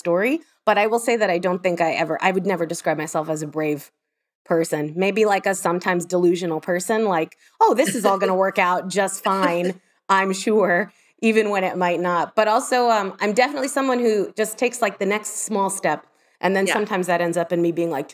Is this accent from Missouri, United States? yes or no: no; Miami, Florida, United States; moved away as an adult; also born or lived in New York / London; now in Scotland, United Kingdom; I grew up in Miami